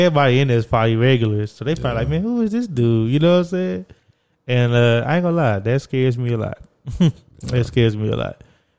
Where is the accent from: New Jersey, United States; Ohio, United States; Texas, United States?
Texas, United States; moved away as an adult; also born or lived in Beacon, New York; I'm from Texas.